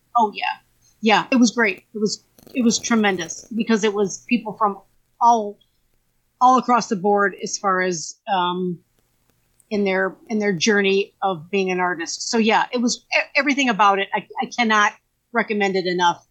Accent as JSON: {"language": "English", "town": "Valparaiso", "region": "Indiana", "country": "United States", "tie": "born or raised there", "said": "I grew up in Valpo, and I went to uh, Thomas Jefferson Junior High"}